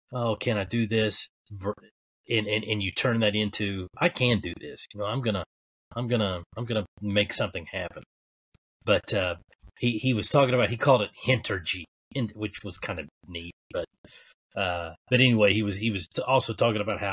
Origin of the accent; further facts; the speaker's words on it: Kentucky, United States; I'm a hillbilly from Kentucky